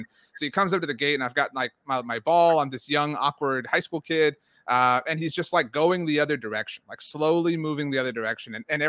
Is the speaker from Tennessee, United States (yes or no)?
no; Texas, United States; anyone who's followed me, I'm from the Rio Grande Valley. And so, you know, obviously I mentioned my age, but when Tony Romo burst onto the scene, it was just this like rabid excitement in South Texas.